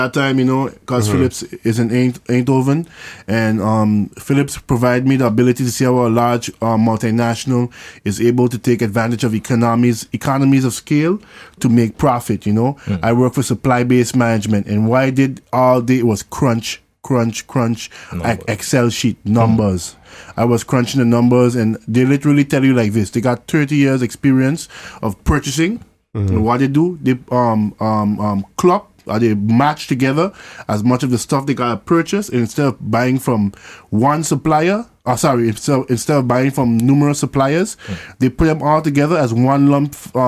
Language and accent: English; Sint Maarten; also born or lived in Dutch Quarter / French Quarter; I was born in St. Martin, St. Rose Hospital